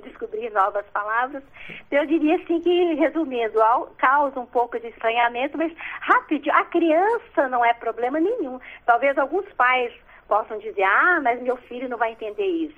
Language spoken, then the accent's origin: Portuguese; Belo Horizonte, Minas Gerais, Brazil; also born or lived in Dores do Indaiá; nasci em Dores, Indaiá e novinha. Minha família já se mudou para Belo Horizonte, então no bairro é, Salgado Filho, lá em Belo Horizonte